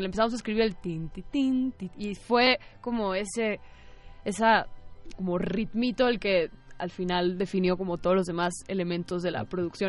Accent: Guadalajara, Jalisco, Mexico; Lito y yo somos de Guadalajara

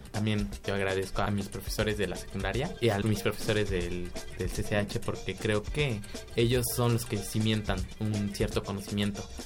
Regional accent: Mexico City, Mexico; Nací en, eh, en la Ciudad de México el 21 de abril de 1999

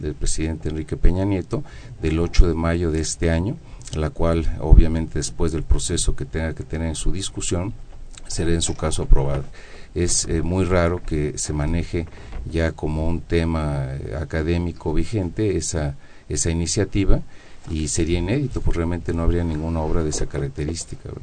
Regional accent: Mexico

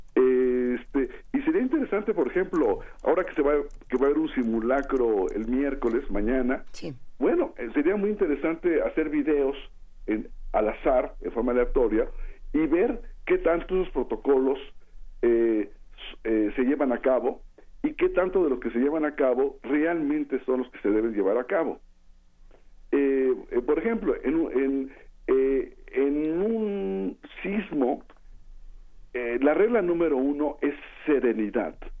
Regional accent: Mexico; soy mexicano

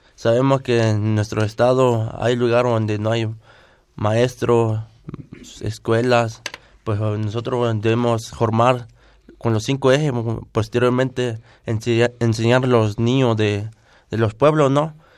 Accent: Acatepec, Guerrero, Mexico; first language Tlapanec (Me'phaa); Spanish is a second language; vengo de del municipio de Acatepe, del estado de Guerrero, región, montaña baja.

